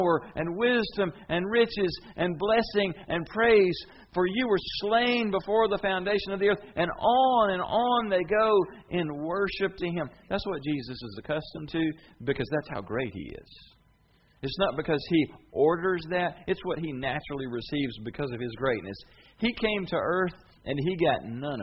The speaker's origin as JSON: {"language": "English", "country": "United States", "said": "I'm tickled to be an American"}